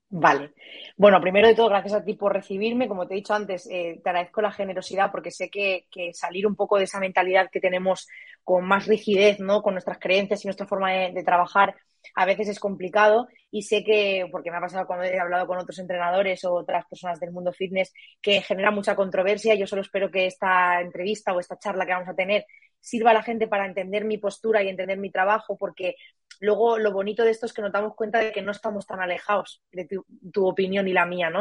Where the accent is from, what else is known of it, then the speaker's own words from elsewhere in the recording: Barcelona, Catalonia, Spain; moved away as an adult; also born or lived in Murcia; yo soy de Barcelona, me fui a vivir a Murcia